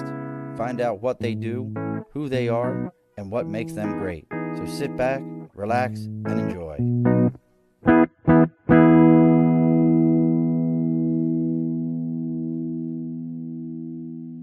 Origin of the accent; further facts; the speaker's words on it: Baltimore, Maryland, United States; moved away; also born or lived in New York; I'm originally from Baltimore